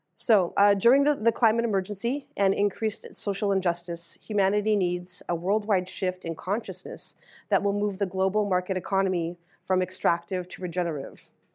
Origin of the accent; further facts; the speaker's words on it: Winnipeg, Manitoba, Canada; moved away as an adult; also born or lived in George Gordon First Nation, Saskatchewan; now in Iowa City, United States; I grew up in Winnipeg, Manitoba, not too far from there. And I've been living in Iowa City for seventeen years.